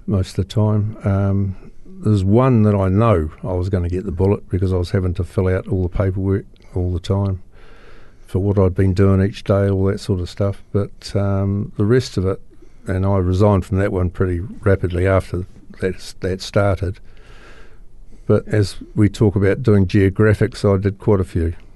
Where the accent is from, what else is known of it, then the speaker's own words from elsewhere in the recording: Christchurch, Canterbury, New Zealand; I was born here in Christchurch